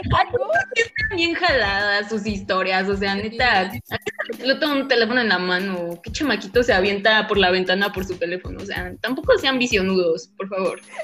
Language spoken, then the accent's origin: Spanish; Mexico; siendo buen mexicano